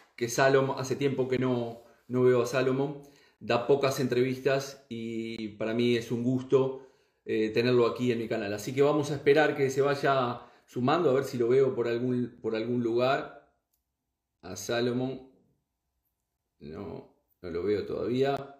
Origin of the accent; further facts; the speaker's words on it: Uruguay; moved away as an adult; now in Spain; soy uruguayo, soy nacido en Uruguay y vivo en España ya desde aproximadamente unos 20 años, 19 años